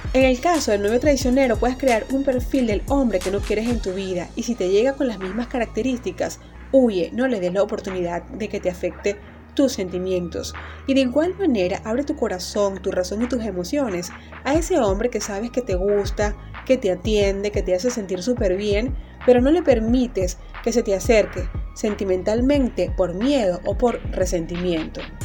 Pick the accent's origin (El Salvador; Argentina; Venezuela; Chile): Venezuela; Maracaibo, Zulia; la alcaldía de Maracaibo en mi ciudad natal